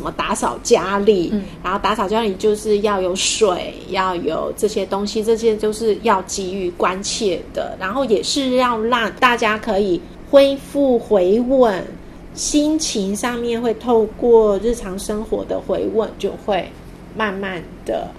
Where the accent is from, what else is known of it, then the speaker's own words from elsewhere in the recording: Hualien County, Taiwan; also born or lived in Tainan; 因为那是我的家乡，那些桥啊，就是有着情感。